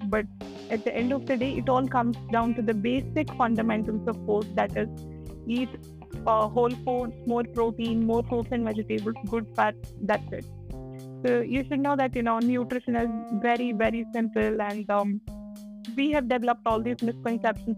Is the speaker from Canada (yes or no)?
no; India; as an Indian, uh, we eat chapatis, dal, chawal, paneer, dosa, and all of those things